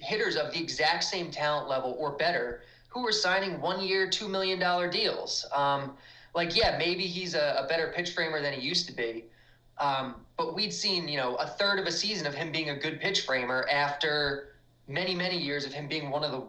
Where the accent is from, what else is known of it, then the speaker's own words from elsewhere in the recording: New Jersey, United States; I grew up in New Jersey